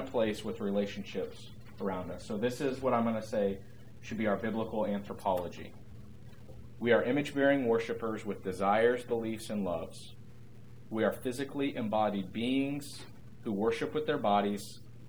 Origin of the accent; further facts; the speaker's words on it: United States; as American evangelical Christians